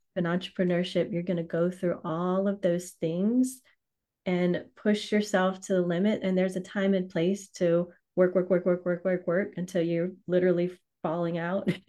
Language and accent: English; Louisiana, United States; I'm from Louisiana, so I say right.